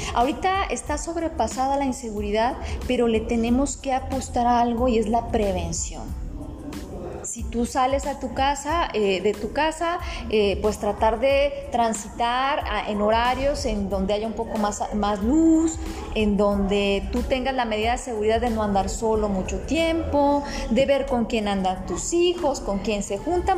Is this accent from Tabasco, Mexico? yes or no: no; Guadalajara, Jalisco, Mexico; now in Tonalá, Mexico; tuve la fortuna de nacer en Guadalajara, pero estoy dividida, así hace un momentito les decía, estoy dividida entre mis dos amores, vivo en Tonalá y soy de Guadalajara